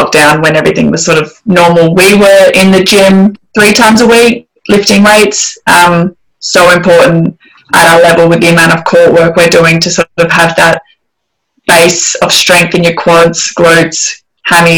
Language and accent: English; Adelaide, South Australia, Australia; moved away as an adult; now in Scotland, United Kingdom; the Adelaide Thunderbirds were the Suncorp team. They still are sort of in my hometown